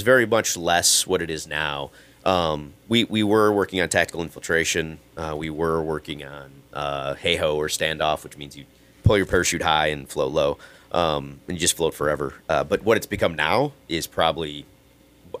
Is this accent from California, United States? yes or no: no; Minnesota, United States; moved away as an adult; I grew up skiing on Mount Gato